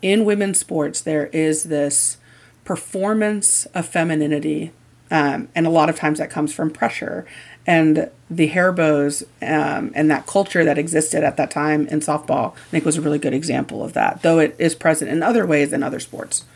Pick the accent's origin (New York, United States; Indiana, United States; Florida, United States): Indiana, United States; I grew up in Indiana